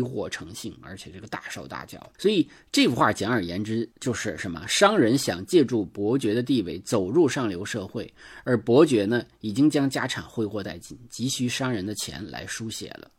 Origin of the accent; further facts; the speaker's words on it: Northeast China, China; accent: Northeastern Mandarin; 我们东北话